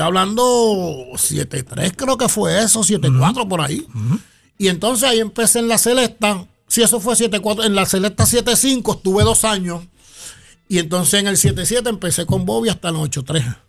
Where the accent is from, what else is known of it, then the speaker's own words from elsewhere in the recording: Patillas, Puerto Rico; moved away as an adult; also born or lived in Ponce, Puerto Rico; now in San Juan, Puerto Rico; yo soy natural de Patilla